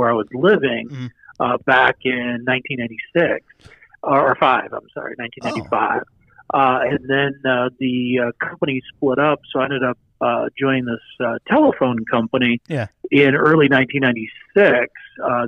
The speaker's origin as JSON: {"language": "English", "town": "Ashtabula", "region": "Ohio", "country": "United States", "said": "I'm originally from a very small town in northeast Ohio, right on the Pennsylvania border and Lake Erie, called Ashtabula"}